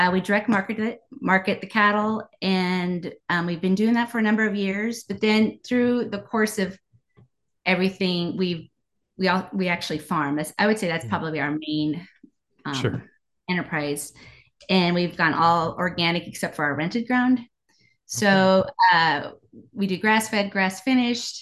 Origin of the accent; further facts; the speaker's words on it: Stromsburg, Nebraska, United States; I grew up in Stromsburg.